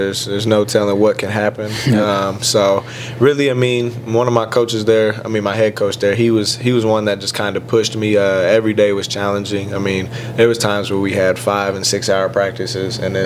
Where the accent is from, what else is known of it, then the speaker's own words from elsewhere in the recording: Terre Haute, Indiana, United States; moved away as an adult; that's in my hometown